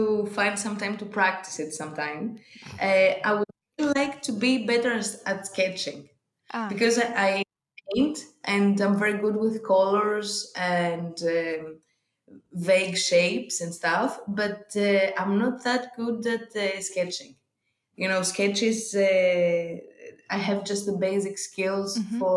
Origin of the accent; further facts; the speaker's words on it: Athens, Attica, Greece; I was born and raised in Athens, but my village is near Sparta